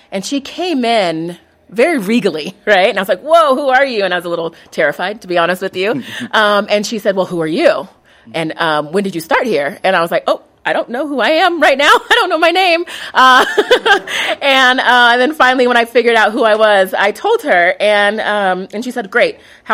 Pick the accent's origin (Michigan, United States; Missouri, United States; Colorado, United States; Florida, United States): Colorado, United States; I'm not originally from Colorado, but Colorado has always been my home.